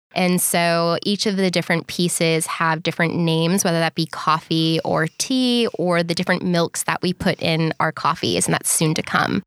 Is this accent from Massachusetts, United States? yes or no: yes; Boston, Massachusetts, United States; moved away as an adult; also born or lived in Bondi Beach, Australia; now in Sydney, Australia; I'm originally from Boston, Massachusetts. And I've been living in Bondi Beach, Australia for three and a half